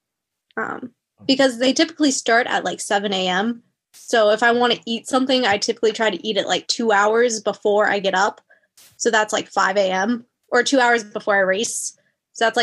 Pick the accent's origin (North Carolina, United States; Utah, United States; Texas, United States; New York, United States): North Carolina, United States; Wilmington; moved away as an adult; also born or lived in Boone, North Carolina; now in Michigan, United States; I was from Wilmington, which is kind of like the beach area